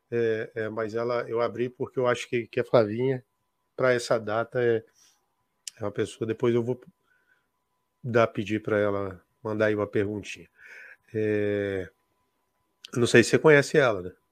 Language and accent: Portuguese; Rio Branco, Acre, Brazil; Eu sou de Rio Branco, da capital.